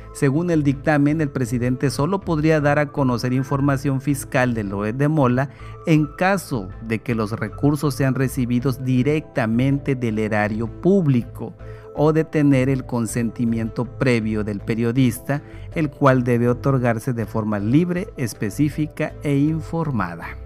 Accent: Spain; como español

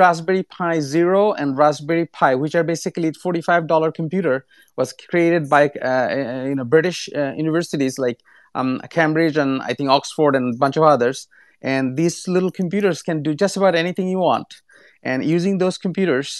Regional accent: Bangladesh; now in United States; I'm originally from Bangladesh

